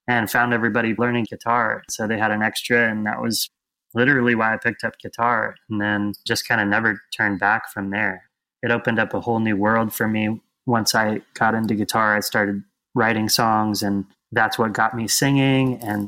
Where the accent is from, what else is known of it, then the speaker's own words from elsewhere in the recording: West Coast, United States; I grew up over on the West Coast, kind of all over the West Coast, really.